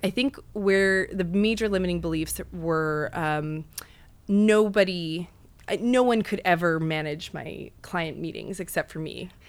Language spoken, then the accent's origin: English; Western Canada, Canada; moved away as an adult; now in New York, United States; I'm actually from Western Canada